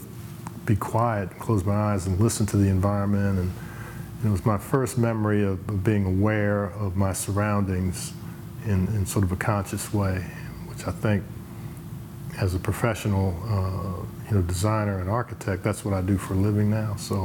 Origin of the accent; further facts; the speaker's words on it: Philadelphia, Pennsylvania, United States; Arts were part of the daily conversation and activities when I grew up in Philadelphia.